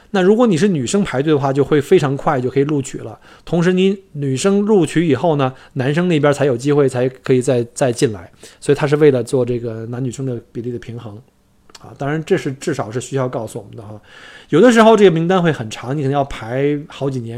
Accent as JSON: {"language": "Chinese", "country": "China", "moved": "yes", "lives_now": "Australia", "said": "我们中国人圈子里有一句玩笑"}